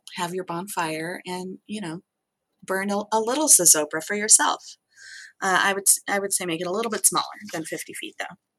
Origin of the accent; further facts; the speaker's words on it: Southwest, United States; moved away; I'm from the Southwest